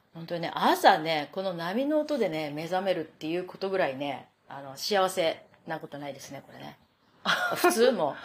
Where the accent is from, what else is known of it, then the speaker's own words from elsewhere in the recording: Japan; now in New York, United States; 日本人に生まれてよかった